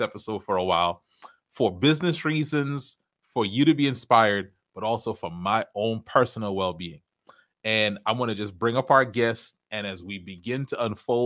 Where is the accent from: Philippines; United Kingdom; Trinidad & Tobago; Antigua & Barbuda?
Trinidad & Tobago; I am from Trinidad.